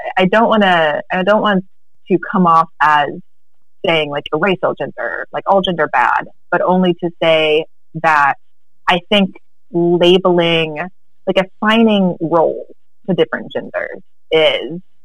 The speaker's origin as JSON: {"language": "English", "region": "the American South", "country": "United States", "tie": "born or raised there", "said": "being raised as a girl in the American South"}